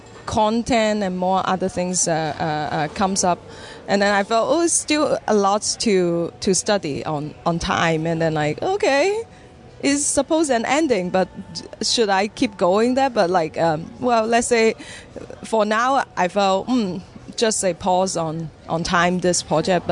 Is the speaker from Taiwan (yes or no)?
no; Hong Kong; moved away as an adult; now in Vancouver, Canada; I was born in Hong Kong and I trained in the Hong Kong Academy for Performing Arts